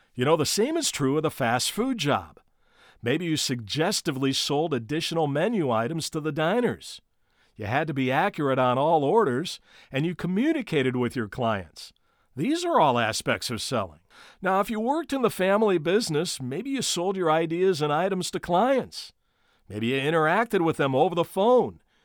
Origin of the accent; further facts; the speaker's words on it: Gary, Indiana, United States; my hometown team, the Gary South Shore Railcats.